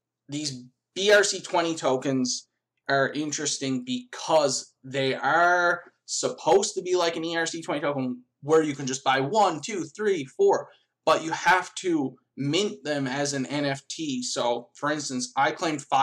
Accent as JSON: {"language": "English", "country": "Canada", "said": "I'm Canadian"}